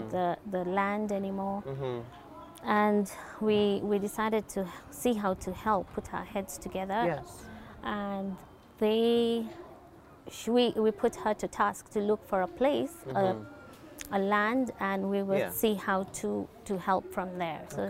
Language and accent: English; Nakuru, Nakuru County, Kenya; moved away as an adult; now in Nairobi, Kenya; born and bred in Nakuru with the local community around us